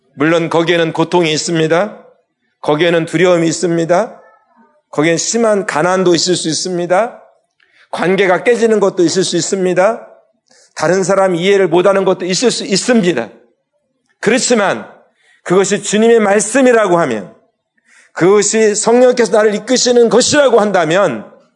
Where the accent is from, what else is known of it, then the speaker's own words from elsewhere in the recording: Daejeon, South Korea; moved away as an adult; now in Palawan, Philippines; 중학교 2학년 때 저희가 살던 집이 교회가 됐어요. 대전에서